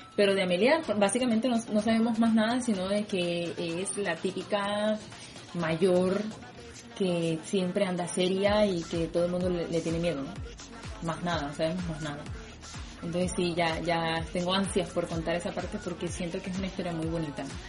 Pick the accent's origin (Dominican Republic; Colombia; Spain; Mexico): Colombia; Colombian Caribbean coast; also born or lived in Bosconia, Cesar; yo soy de la costa caribe colombiana